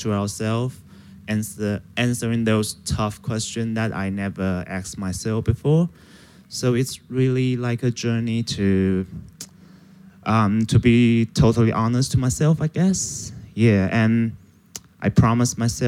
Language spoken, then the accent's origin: English; Taiwan; I'm from Taiwan